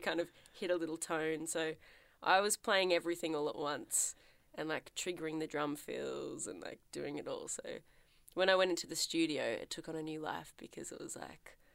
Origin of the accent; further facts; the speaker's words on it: Melbourne, Victoria, Australia; I'm from Melbourne, which is in Victoria, which is in Australia